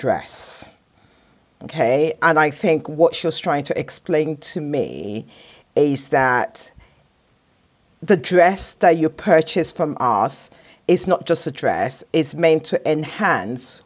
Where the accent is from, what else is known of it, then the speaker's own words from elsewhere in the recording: Nigeria; I'm a Nigerian woman